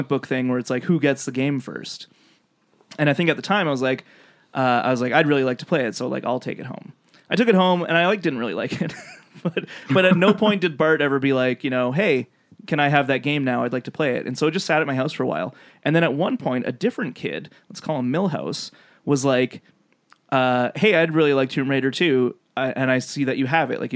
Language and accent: English; Lethbridge, Alberta, Canada; in my hometown, Lethbridge, Alberta